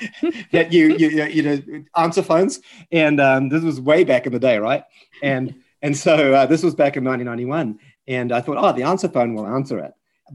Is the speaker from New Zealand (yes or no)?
yes; Dunedin, Otago, New Zealand; I met the Anastasis in my hometown of Dunedin in New Zealand.